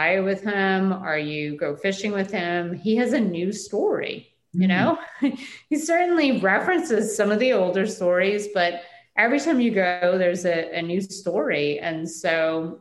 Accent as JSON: {"language": "English", "region": "Cajun Louisiana", "country": "United States", "tie": "born or raised there", "said": "my grandmothers, and who were, you know, Cajun French speaking family who have never left this area since their ancestors came over from France"}